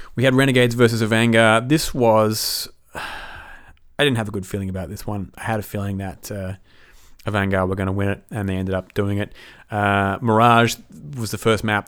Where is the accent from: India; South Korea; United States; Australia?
Australia; as an Aussie